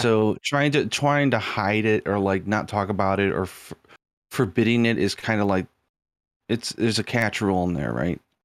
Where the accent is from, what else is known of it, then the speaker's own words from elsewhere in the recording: United States; moved away; I was brought up in America